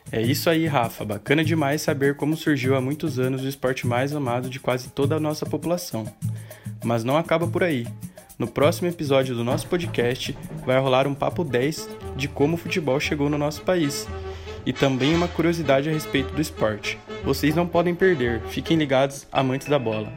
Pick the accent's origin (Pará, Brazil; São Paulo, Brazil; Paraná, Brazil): São Paulo, Brazil; Piraju; nasci em Piraju, São Paulo